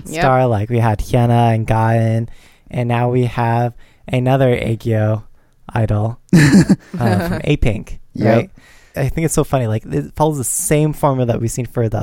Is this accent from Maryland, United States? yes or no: no; California, United States; as a Californian